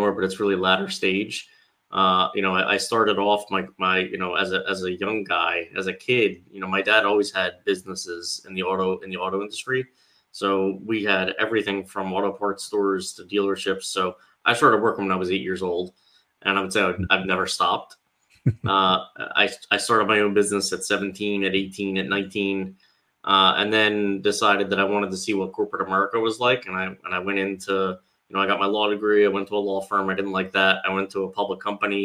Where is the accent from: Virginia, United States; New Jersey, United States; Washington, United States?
New Jersey, United States; Cherry Hill; I am from the southern New Jersey area outside Philadelphia. So I grew up in a town called Cherry Hill